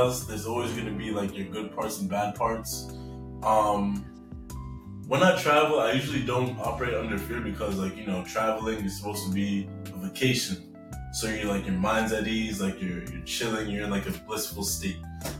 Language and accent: English; United States; My American Jamaican accent, because, yeah, anyways, I'm very American.